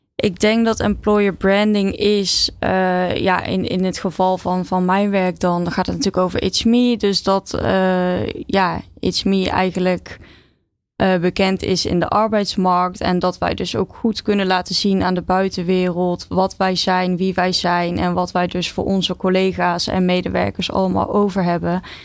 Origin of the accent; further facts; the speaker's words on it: Oosterhout, North Brabant, Netherlands; ik ben opgegroeid in uh, Oosterhout, stadje in eh, Noord-Brabant